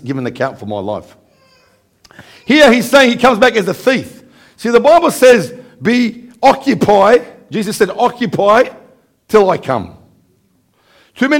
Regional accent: Australia; from Australia.

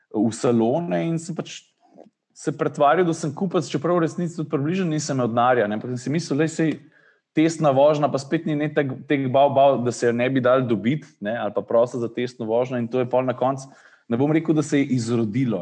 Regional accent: Slovenia

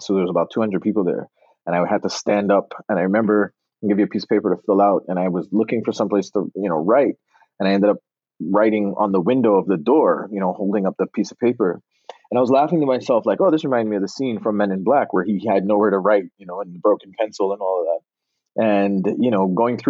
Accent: Barbados; accent: Bajan; also born or lived in Connecticut; now in Los Angeles, United States; growing up in Barbados was the best upbringing you could have had, especially at the time that I was raised there.

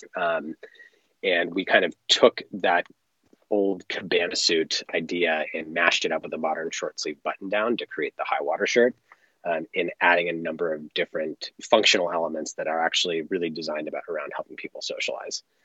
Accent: Los Angeles, California, United States; born or raised there

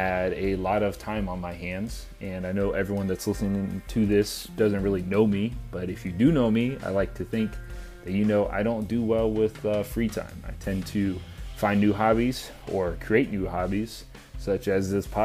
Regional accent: Pensacola, Florida, United States; I grew up in Pensacola, Florida. Went to high school there

